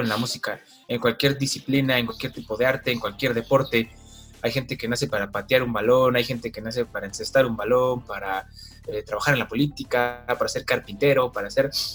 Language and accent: Spanish; Mexico City, Mexico; yo soy de la Ciudad de México